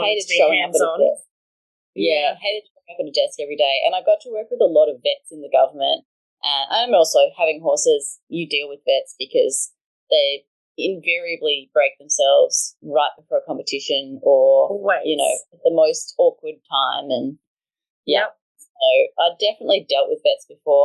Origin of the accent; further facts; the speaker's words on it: Canberra, Australian Capital Territory, Australia; moved away as an adult; also born or lived in Wagga Wagga / Sydney; I grew up in Canberra